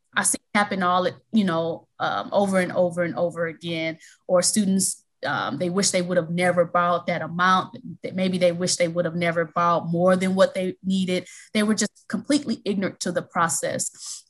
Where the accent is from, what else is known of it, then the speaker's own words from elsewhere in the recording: Milwaukee, Wisconsin, United States; now in Chicago, United States; I'm originally from Milwaukee, Wisconsin, and I currently reside in Chicago, Illinois.